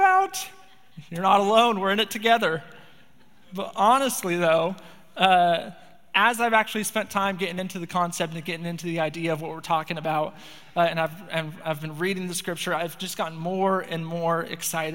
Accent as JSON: {"language": "English", "town": "Spokane", "region": "Washington", "country": "United States", "tie": "born or raised there", "moved": "as an adult", "lives_now": "Bellingham, United States", "said": "I grew up in Spokane, Washington"}